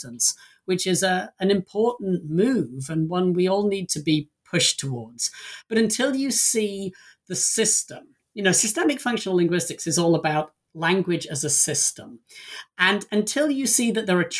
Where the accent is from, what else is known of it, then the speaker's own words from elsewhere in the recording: England, United Kingdom; moved away as an adult; now in United States; I don't live in the country I was born in. I came to the US from England over 20 years ago.